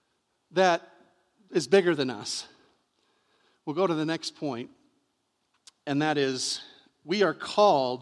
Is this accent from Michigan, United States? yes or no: yes; Michigan, United States; I'm from Michigan